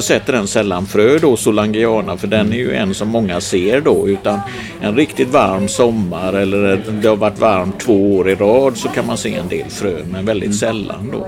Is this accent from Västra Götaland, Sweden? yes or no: yes; Gothenburg, Västra Götaland, Sweden; jag är ju uppvuxen i Göteborg, östra stadsdelarna i närheten av Delsjöreservatet